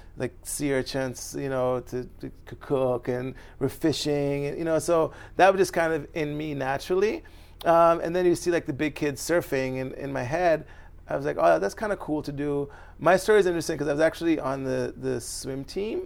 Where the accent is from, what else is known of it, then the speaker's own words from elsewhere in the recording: Barbados; now in New York, United States; I'm from Barbados. So when I grew up, I had that place